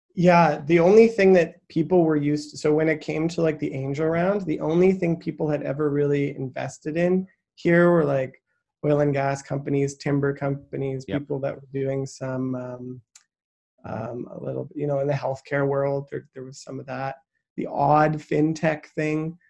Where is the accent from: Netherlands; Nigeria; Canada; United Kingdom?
Canada; Saskatchewan; I grew up in Saskatchewan